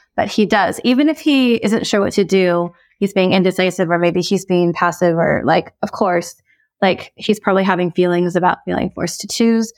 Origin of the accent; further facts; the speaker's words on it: United States; I'm Korean American.